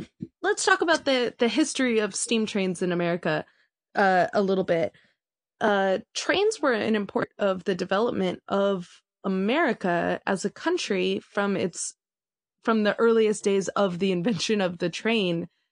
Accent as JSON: {"language": "English", "region": "Southern California", "country": "United States", "tie": "born or raised there", "said": "We grew up in Southern California."}